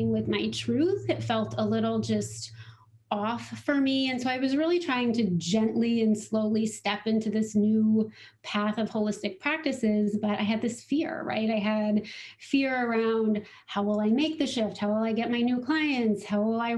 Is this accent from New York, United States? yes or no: no; Littleton, Colorado, United States; I grew up in Littleton, Colorado